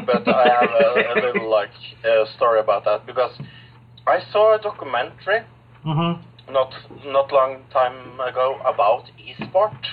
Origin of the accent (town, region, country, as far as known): Norway; also born or lived in United States